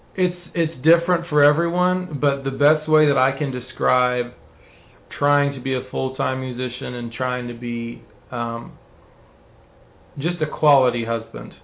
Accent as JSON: {"language": "English", "region": "Texas", "country": "United States", "tie": "born or raised there", "said": "my dad died when I was young. My mom got remarried. We moved from South Texas to North Texas"}